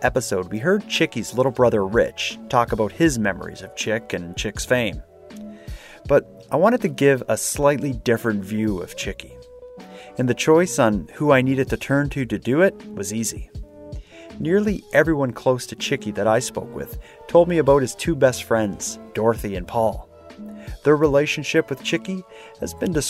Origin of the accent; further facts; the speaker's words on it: Sydney, Nova Scotia, Canada; moved away as an adult; now in Halifax, Canada; I'm from Sydney, but I've been living in Halifax for probably 10 years now.